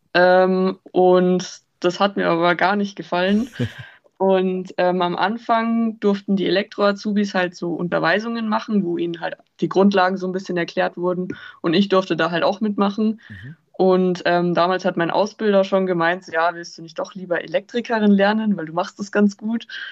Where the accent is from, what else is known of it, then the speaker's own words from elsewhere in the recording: Lake Starnberg, Bavaria, Germany; ich komme vom Starnberger See